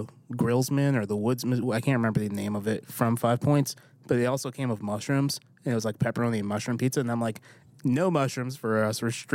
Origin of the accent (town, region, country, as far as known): New York, United States; born or raised there; now in Nashville, United States